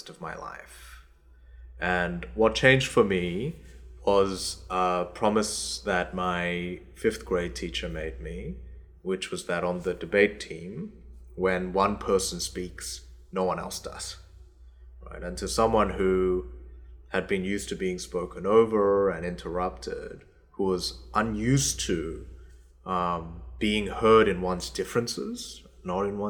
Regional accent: Australia; English is a second language; also born or lived in South Korea; I was 8 when I moved from South Korea to Australia.

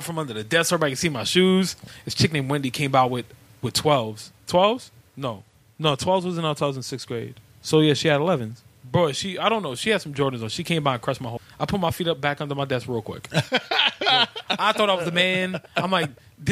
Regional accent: New York City, New York, United States; also born or lived in Brooklyn, New York; I grew up in East Harlem. I didn't come to Brooklyn until I was 15

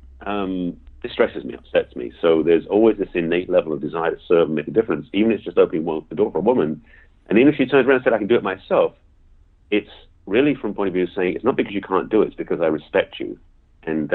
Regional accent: England, United Kingdom; accent: English; now in Los Angeles, United States; I have an English accent, being raised born and raised in England.

